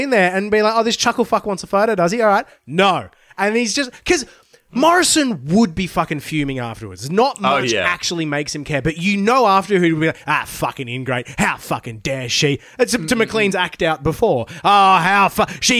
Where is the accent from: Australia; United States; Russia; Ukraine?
Australia; Queensland; moved away; That's why I moved. I'm from Queensland originally.